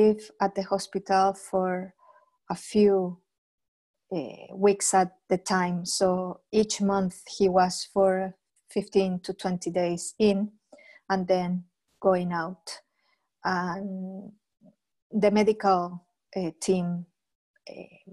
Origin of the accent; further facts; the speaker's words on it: Chile; moved away as an adult; now in Scotland, United Kingdom; I'm from Chile, but I'm living in Scotland for the past 16 years already